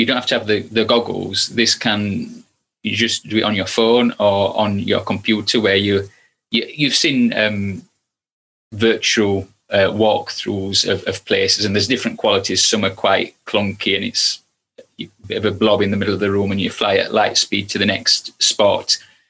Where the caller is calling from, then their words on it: Stoke-on-Trent, West Midlands, United Kingdom; I'm in Stoke-on-Trent at the minute.